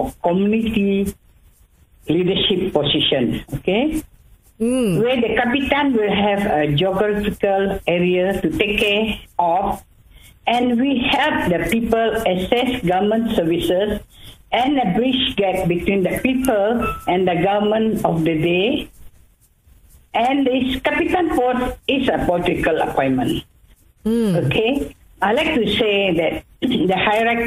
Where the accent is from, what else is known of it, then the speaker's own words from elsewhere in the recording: Kuching, Sarawak, Malaysia; also born or lived in Alor Setar / Labuan; I'm born and bred in Kuching. I grew up here, married here, and made my life here.